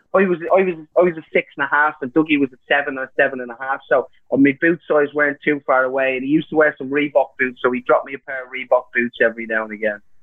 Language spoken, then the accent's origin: English; Ireland; me being Irish